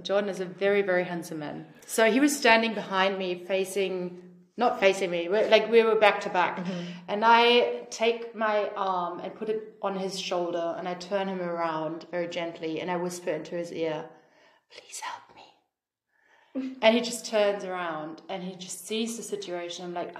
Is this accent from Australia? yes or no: yes; Australia; Like I'm from Australia, she's from Germany.